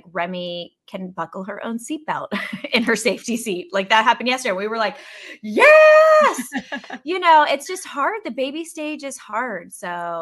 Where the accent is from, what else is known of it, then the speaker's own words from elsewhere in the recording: Pittsburgh, Pennsylvania, United States; moved away; I dated back in Pittsburgh